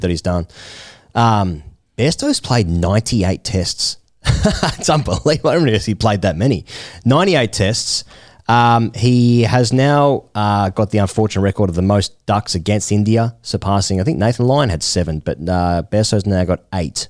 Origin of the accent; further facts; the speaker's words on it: Australia; I'm an Australian cricket fan because that's where I was born